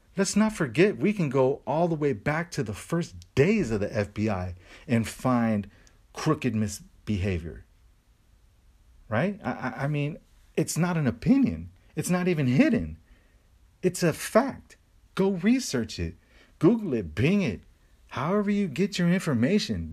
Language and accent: English; United States; I love being American